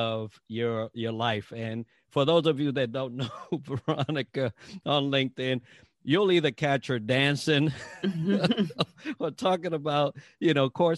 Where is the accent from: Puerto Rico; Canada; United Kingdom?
Puerto Rico; I'm from Puerto Rico. I've always said that since I was a little kid.